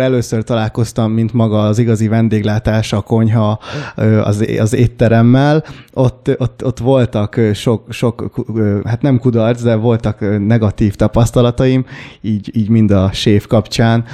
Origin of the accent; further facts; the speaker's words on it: Hungary; Apukám révén kambodzsai vagyok, én már itt születtem